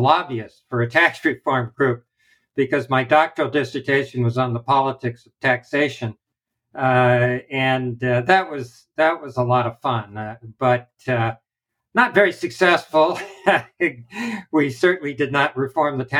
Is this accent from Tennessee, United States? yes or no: no; Southern California, United States; I grew up in Southern California, spent my summers as a beach bum on the beach